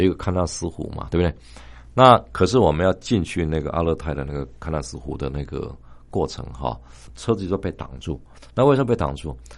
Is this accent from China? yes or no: no; Taiwan; 说我们是从台湾来的